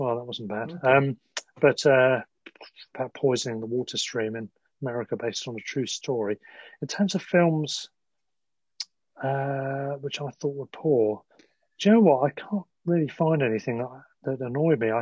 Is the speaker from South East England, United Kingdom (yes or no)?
yes; Sussex, South East England, United Kingdom; now in London, United Kingdom; we're both from Sussex, I'm now in London, but from Sussex